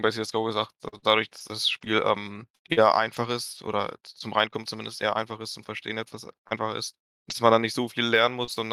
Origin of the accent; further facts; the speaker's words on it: Moscow, Russia; now in Dortmund, Germany; Äh, ich komme ursprünglich aus Moskau, aber bin später nach Dortmund gezogen, ja.